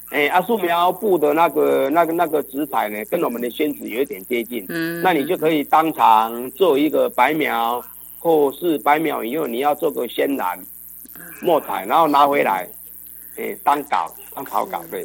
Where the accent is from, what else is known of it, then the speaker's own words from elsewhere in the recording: Yilan County, Taiwan; 我想我们大概东方人啊，尤其是我们宜兰人